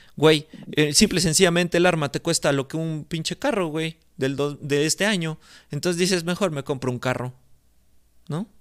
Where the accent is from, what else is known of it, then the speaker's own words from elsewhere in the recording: Mexico; aquí en mi país